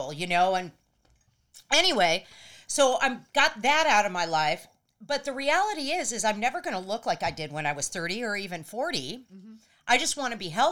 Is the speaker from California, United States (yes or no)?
yes; Los Angeles, California, United States; growing up in LA.